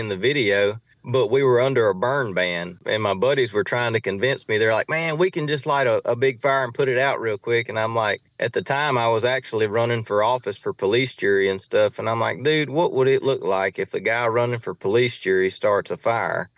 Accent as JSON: {"language": "English", "town": "Saline", "region": "Louisiana", "country": "United States", "tie": "born or raised there", "said": "I grew up in a small town in Saline, Louisiana"}